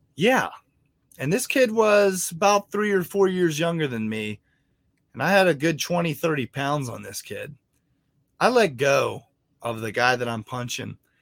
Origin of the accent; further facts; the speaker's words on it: Martinsburg, West Virginia, United States; I grew up in Martinsburg, West Virginia